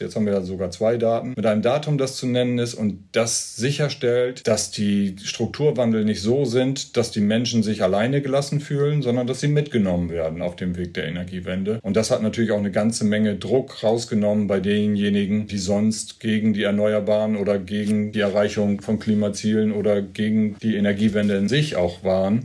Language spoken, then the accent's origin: German; East Frisia, Lower Saxony, Germany; Ich komme ja aus Ostfriesland